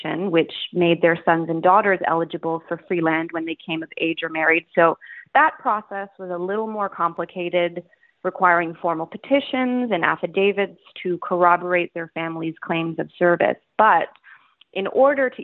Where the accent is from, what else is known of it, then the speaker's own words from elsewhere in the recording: Toronto, Ontario, Canada; now in New York City, United States; I was born in Toronto, Ontario, Canada. I currently live in New York City.